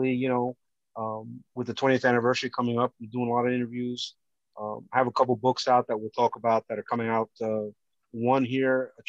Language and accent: English; Hackensack, New Jersey, United States; also born or lived in Barranquilla, Colombia; my parents brought me here when I was 2 years old, and we settled in a town called Hackensack, New Jersey